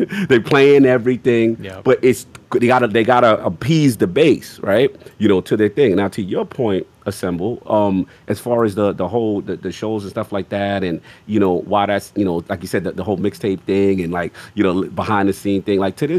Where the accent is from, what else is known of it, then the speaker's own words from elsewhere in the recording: the South, United States; Because, look, again, I ain't had the easiest background. You know what I'm saying? I'm from the South